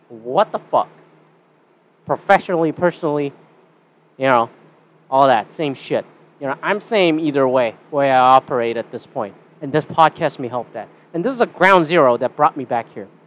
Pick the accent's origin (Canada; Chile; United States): Canada; And I'm Canadian.